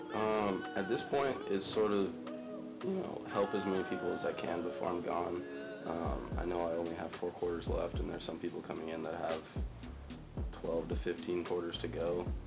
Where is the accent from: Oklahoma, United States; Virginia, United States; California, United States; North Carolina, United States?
California, United States; Culver City; moved away as an adult; now in San Luis Obispo, United States; I'm from Culver City, California, which is a medium medium-sized town in the Los Angeles area